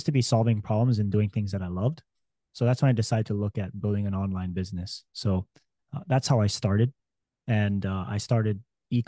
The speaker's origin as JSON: {"language": "English", "region": "Hawaii", "country": "United States", "tie": "born or raised there", "moved": "as an adult", "said": "I was born and raised in Hawaii"}